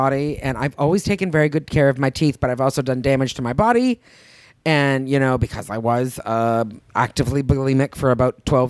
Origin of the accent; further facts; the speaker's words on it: Canada; now in California, United States; Just being a Canadian